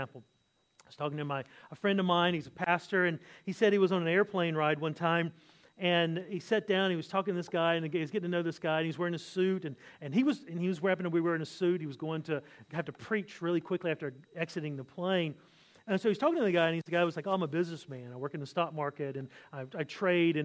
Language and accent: English; the South, United States; now in Australia; I'm from America